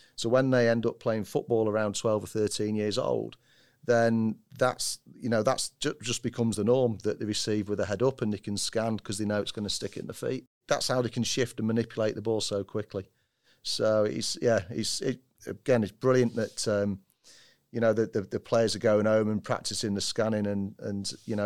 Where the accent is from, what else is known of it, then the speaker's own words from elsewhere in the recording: Manchester, North West England, United Kingdom; I'm a Mancunian